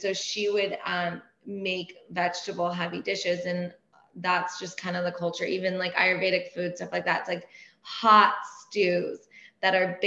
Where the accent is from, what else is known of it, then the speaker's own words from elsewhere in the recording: Laguna Beach, California, United States; first language Persian; English is a second language; I grew up in Laguna